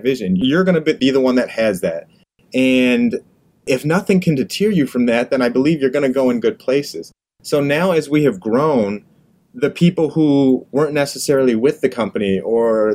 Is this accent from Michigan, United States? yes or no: yes; Livonia, Michigan, United States; Livonia, Michigan, my hometown